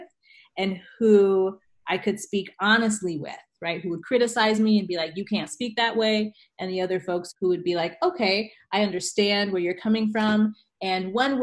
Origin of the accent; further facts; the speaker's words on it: Northern California, United States; accent: AAVE; I grew up in Northern California